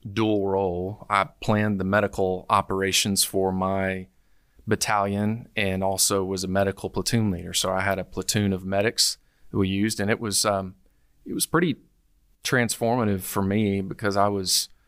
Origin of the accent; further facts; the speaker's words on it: Arkansas, United States; It was a great childhood. I'd say I, I grew up on Lake Number Three or close